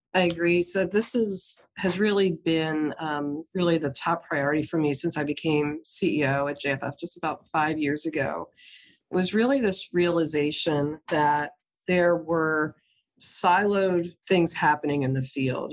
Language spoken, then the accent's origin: English; New Jersey, United States; my home state in new jersey